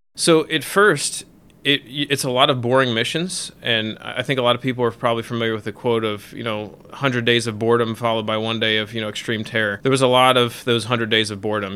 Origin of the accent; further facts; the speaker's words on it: Millersville, Maryland, United States; I grew up in Millersville, Maryland